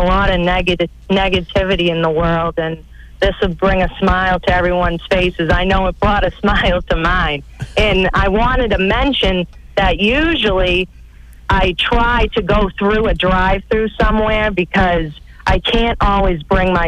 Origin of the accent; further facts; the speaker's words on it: Weymouth, Massachusetts, United States; now in Fall River, United States; I grew up in Weymouth, and I graduated from Weymouth High School, and I lived there until I was about maybe 25